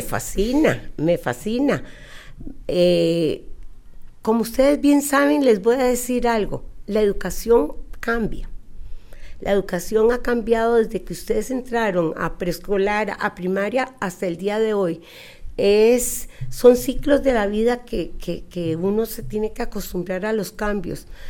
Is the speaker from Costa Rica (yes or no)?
yes; Costa Rica; accent: costarricense; Yo soy costarricense y nacida aquí en Costa Rica